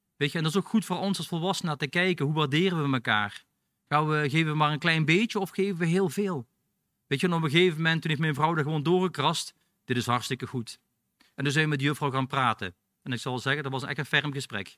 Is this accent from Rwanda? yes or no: no; Belgium; now in Netherlands; ik ben een Belg